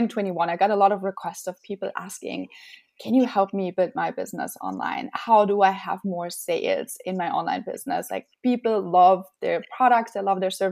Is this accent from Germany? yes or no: yes; Germany; moved away as an adult; now in United States; I'm originally from Germany, and I came to the United States in 2010